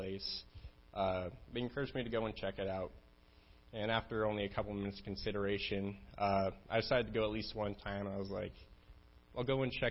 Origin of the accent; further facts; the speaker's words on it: Casper, Wyoming, United States; I'm from Casper, Wyoming